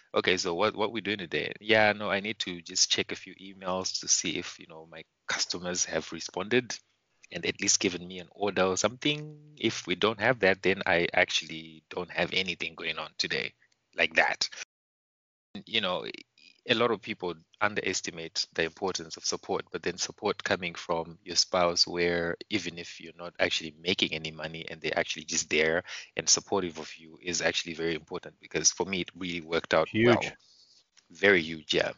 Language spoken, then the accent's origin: English; Mutare, Manicaland, Zimbabwe; moved away as an adult; now in Warsaw, Poland; pretty much born and raised. Uh, it, it's called the Eastern Highlands, uh, city called Mutare